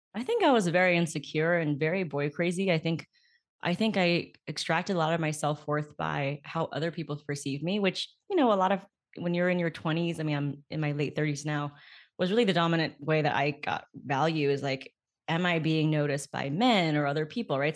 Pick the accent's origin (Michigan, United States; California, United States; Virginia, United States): California, United States; also born or lived in Beijing; I was born in California, and then growing up, I went back and forth and back and forth, and I'll live with my grandparents, like, in the summers and winters, and then I would come back.